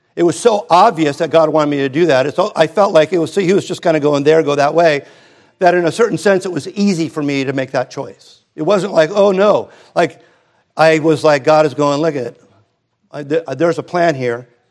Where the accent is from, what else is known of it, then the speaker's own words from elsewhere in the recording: Hermosa Beach, California, United States; grew up in Hermosa and Redondo